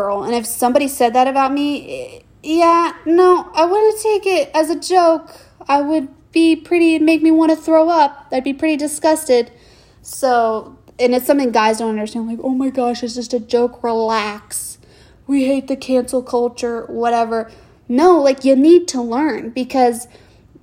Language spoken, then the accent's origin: English; Houston, Texas, United States; I'm from Houston